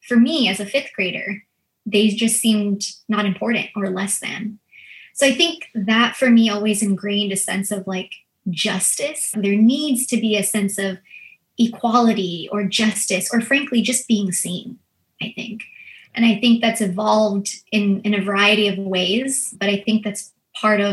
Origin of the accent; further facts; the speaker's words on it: United States; first language Filipino; English is a second language; I'm a first generation Filipino American. And so I actually grew up as my first language being Filipino.